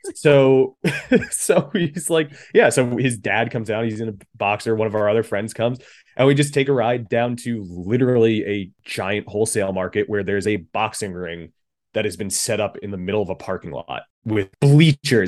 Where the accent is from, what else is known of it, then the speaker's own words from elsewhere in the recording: southwestern Connecticut, United States; moved away as an adult; now in New York, United States; I grew up in Connecticut, southwestern Connecticut.